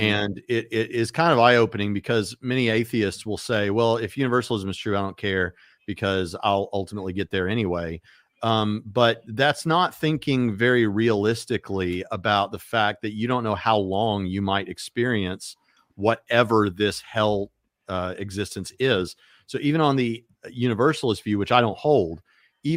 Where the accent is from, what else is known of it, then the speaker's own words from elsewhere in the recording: United States; being an American